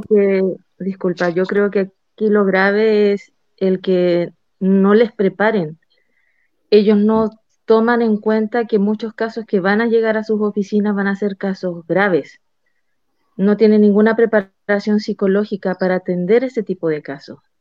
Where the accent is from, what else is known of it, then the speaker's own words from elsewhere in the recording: Chile; moved away as an adult; now in Mexico; yo soy chilena, yo vivía en Chile, me cambio, me vengo a México